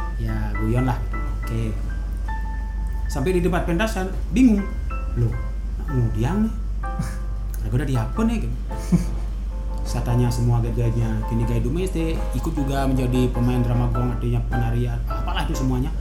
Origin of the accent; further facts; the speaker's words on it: Gianyar Regency, Bali, Indonesia; di desa saya